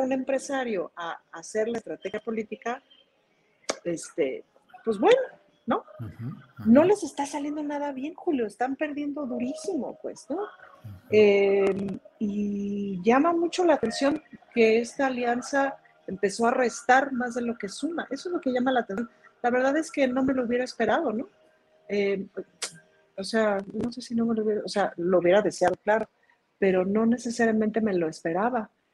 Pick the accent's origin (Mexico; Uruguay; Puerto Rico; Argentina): Mexico; en México